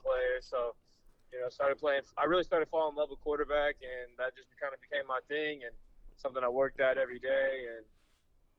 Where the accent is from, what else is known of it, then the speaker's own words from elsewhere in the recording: Flower Mound, Texas, United States; I am born and raised Flower Mound, Texas, outside of Dallas.